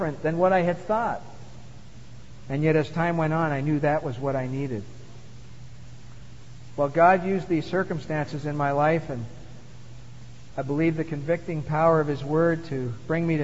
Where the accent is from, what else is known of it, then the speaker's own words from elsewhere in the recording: Montreal, Quebec, Canada; as a young boy growing up in Montreal